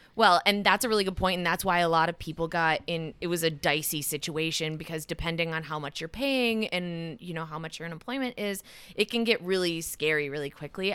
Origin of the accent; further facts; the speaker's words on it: Madison, Wisconsin, United States; I grew up just outside of Madison